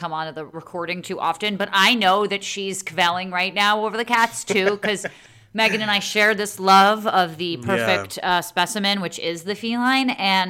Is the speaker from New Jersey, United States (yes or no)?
yes; New Jersey, United States; I'm from Jersey